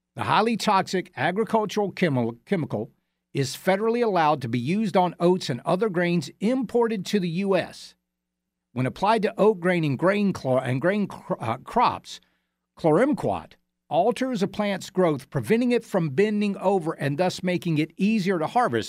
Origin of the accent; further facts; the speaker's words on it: Georgia, United States; now in South Carolina, United States; our neighboring state of Georgia, my home state